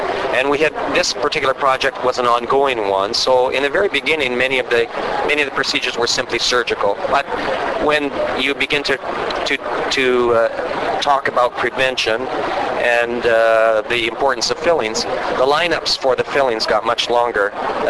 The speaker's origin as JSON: {"language": "English", "region": "Western Canada", "country": "Canada", "said": "I am from Canada, from Western Canada."}